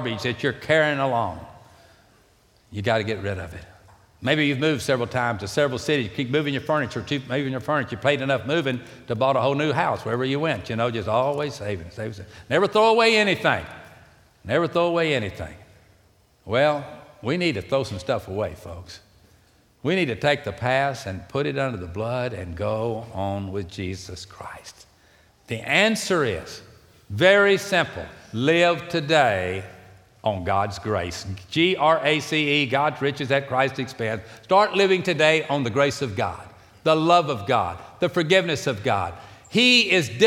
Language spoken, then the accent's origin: English; Houston, Texas, United States; I was raised here. I know my ways around